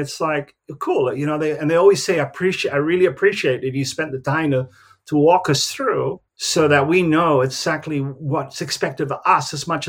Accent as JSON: {"language": "English", "country": "Philippines", "said": "You know, I'm from the Philippines, but a little bit more laid back"}